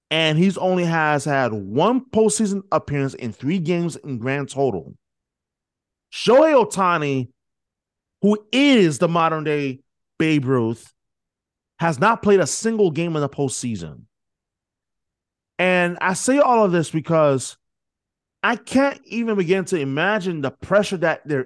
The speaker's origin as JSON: {"language": "English", "region": "New York", "country": "United States", "tie": "born or raised there", "said": "I'm from New York, born and raised."}